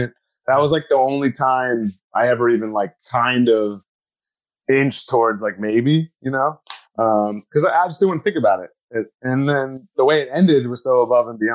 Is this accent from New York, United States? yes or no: yes; Glen Cove, New York, United States; now in Queens, United States; my hometown, Glen Cove